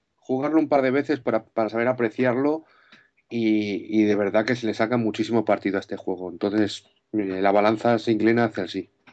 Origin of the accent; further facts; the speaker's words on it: Madrid, Community of Madrid, Spain; soy de aquí, de Madrid, de los madriles de toda la vida